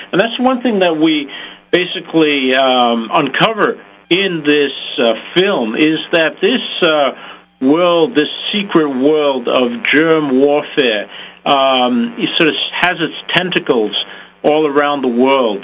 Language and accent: English; Zimbabwe; I grew up in Africa, in Zimbabwe, and I came of age at the time of a bloody race war